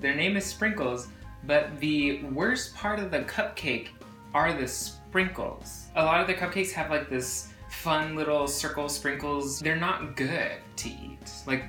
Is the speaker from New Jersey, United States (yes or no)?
no; Houston, Texas, United States; moved away as an adult; now in New York, United States; We grew up in Texas, in different parts of Texas. I grew up in Houston, he grew up in Dallas, and we met in college, and now we live in New York, but we still like to pay homage to our Texas roots.